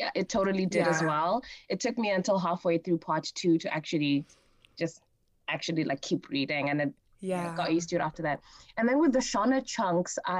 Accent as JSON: {"language": "English", "region": "Harare", "country": "Zimbabwe", "tie": "born or raised there", "said": "even I'm Zimbabwean, I grew up in Harare"}